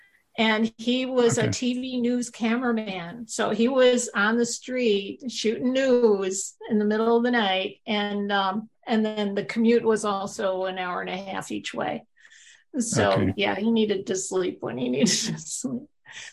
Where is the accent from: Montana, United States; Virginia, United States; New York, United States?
New York, United States; I came from New York and did media.